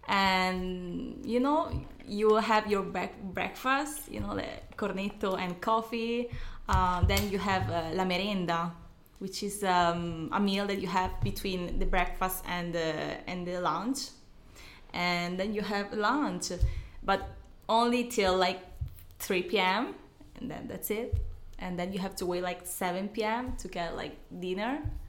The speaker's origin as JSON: {"language": "English", "town": "Bologna", "region": "Emilia-Romagna", "country": "Italy", "tie": "born or raised there", "also_born_or_lived": "Ecuador / Milan, Italy", "said": "About …, and I grew up here in Italy. I for like 5 or 6 years I live in Milan, close to Como Lake."}